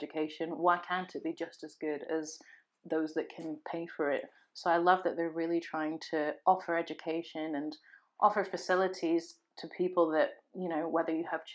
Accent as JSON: {"language": "English", "town": "Sunderland", "region": "North East England", "country": "United Kingdom", "tie": "born or raised there", "said": "I was born in Sunderland"}